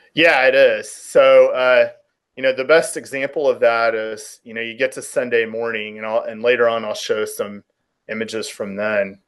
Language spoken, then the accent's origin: English; Houston, Texas, United States; moved away as an adult; also born or lived in Oklahoma / New Orleans / Key West; now in California, United States; I grew up in Houston, Texas